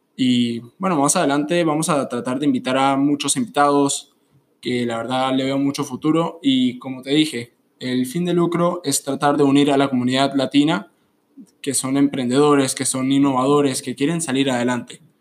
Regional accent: Colombia; soy originalmente de Colombia

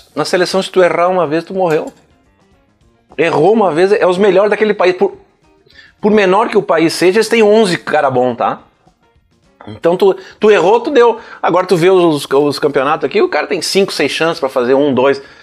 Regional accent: Rio Grande do Sul, Brazil; eu sou gaúcho

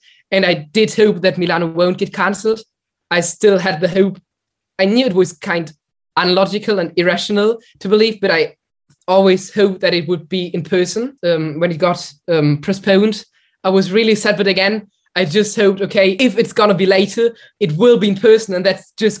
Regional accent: Germany; I'm from Germany

